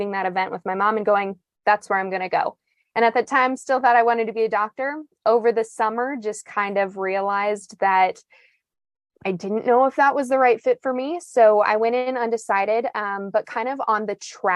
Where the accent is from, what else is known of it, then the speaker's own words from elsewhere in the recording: Martin, South Dakota, United States; I grew up in Martin, South Dakota, which is a tiny town on the west side of the state